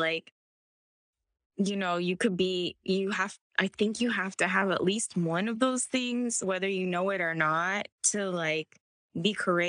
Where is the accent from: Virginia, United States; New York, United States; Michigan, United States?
Virginia, United States; now in Los Angeles, United States; I'm from Virginia. So I'm from Virginia. And I was like, Mom, I want to go to college in California. So I moved to San Diego first.